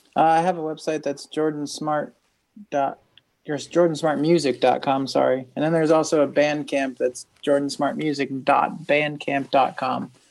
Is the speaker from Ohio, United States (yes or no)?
yes; Northeastern Ohio, United States; also born or lived in Salinas, California; now in Kentucky, United States; I'm from, I grew up in Ohio, in Northeastern Ohio.